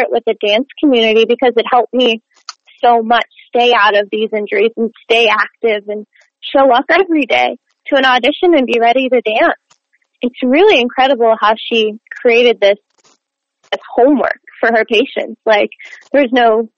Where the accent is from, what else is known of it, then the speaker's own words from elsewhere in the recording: Montreal, Quebec, Canada; moved away as an adult; now in United States; I was born in Montreal, Quebec, mm-hmm. Canada, so the French part of Canada